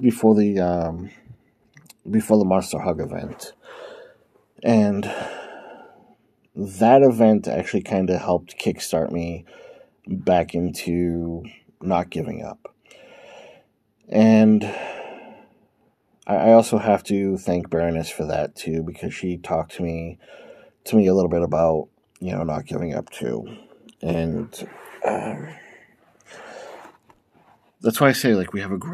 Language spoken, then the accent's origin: English; Massachusetts, United States; moved away as an adult; I was born and raised in Massachusetts, but I haven't been a resident of Massachusetts in I don't know how long